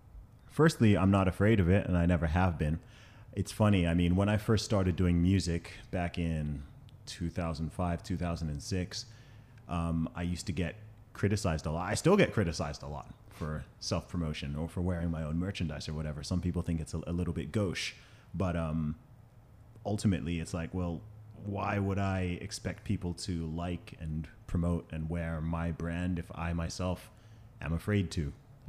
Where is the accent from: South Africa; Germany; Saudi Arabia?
Saudi Arabia; also born or lived in United Kingdom; So in terms of my background, I'm from the UK. I know I don't sound it with the accent, but I grew up in Saudi Arabia. I went to an American school out there for about 8 or 9 years.